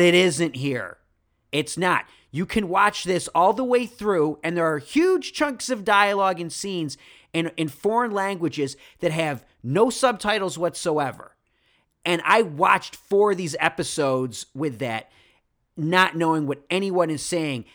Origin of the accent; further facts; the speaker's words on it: Rochester, New York, United States; I'm from Rochester